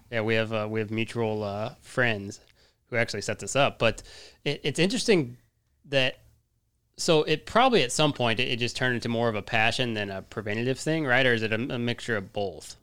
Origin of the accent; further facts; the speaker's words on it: Colorado, United States; now in Texas, United States; I'm from Colorado